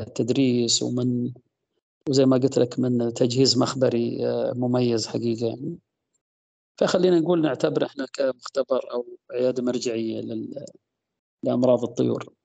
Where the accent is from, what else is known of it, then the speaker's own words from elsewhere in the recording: Al-Ahsa, Eastern Province, Saudi Arabia; وأنا صغير كنت أطلع أطلع أروح الأسواق الشعبية زي عندنا في الأحساء سوق الخميس